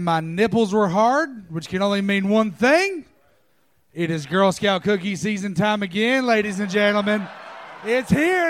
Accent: Knoxville, Tennessee, United States; moved away as an adult; now in Austin, United States; Knoxville, Tennessee.

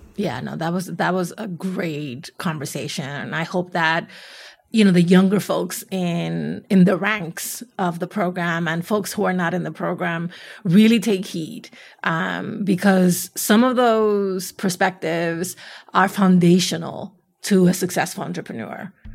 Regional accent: New York City, New York, United States; I'm from the Bronx

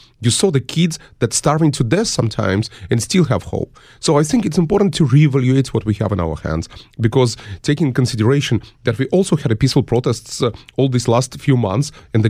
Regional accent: United States; that at some point our founding fathers of the United States, I'm an American citizen, stood for and gave their lives.

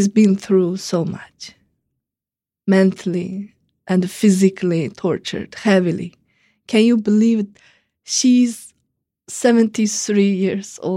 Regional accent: Urumqi, Xinjiang, China; now in Washington, D.C., United States; I am from Urumqi, the capital of Uyghur region, Chinese called Xinjiang.

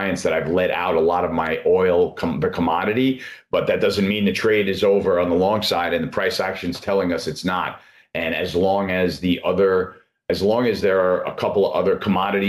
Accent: United States; as an American

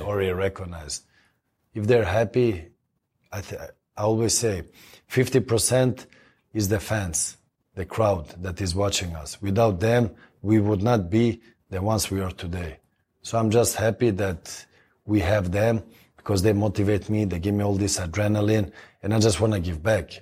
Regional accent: Sweden; moved away as an adult; now in Los Angeles, United States; I come from Sweden

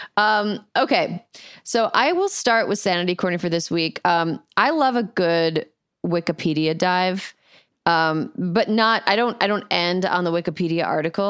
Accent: Midwest, United States; As a Midwesterner

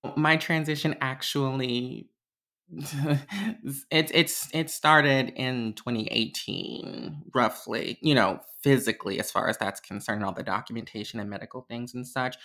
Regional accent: Chicago, Illinois, United States; I am from Chicago, Illinois, um, born and raised my entire life

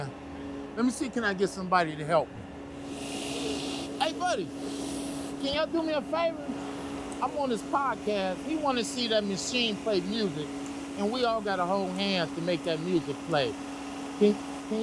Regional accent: Toledo, Ohio, United States; now in San Francisco, United States; I'm from Ohio

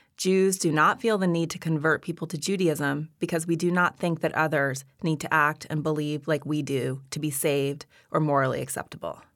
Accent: Montana, United States; I grew up in Montana

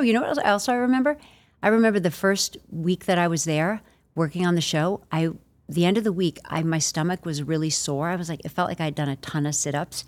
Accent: Long Island, New York, United States; I grew up on Long Island, about an hour outside the city

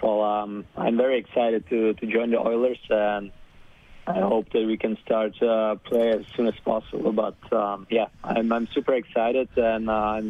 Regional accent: Czechia; born there; English is a second language; also born or lived in Germany; To be honest, I was born in Czech, so

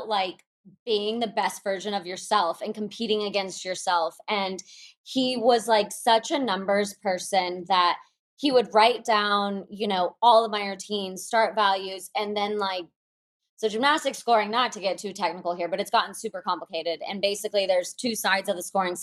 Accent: Moscow, Russia; I was born in Moscow

